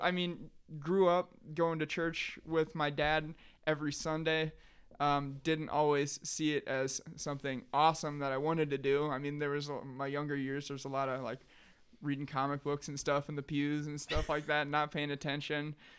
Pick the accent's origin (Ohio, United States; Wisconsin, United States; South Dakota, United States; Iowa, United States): Iowa, United States; Sheldon; I ended up back here in Sheldon, Iowa, my hometown